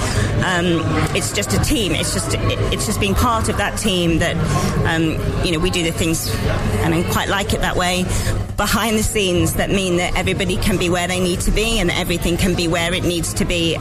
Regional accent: Nottingham, East Midlands, United Kingdom; I'm one of the producers, and I'm from Nottingham.

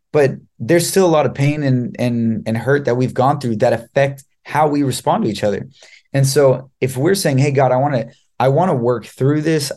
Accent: Los Angeles, California, United States; I am from Los Angeles, California

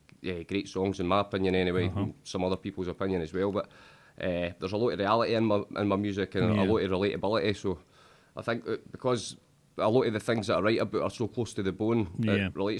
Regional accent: Falkirk, Scotland, United Kingdom; I'm from Falkirk.

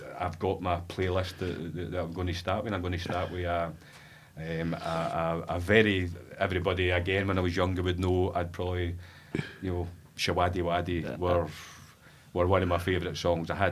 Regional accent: East Kilbride, Scotland, United Kingdom; also born or lived in Glasgow / Airdrie; 7 years old, I moved to Greenhouse in East Kilbride

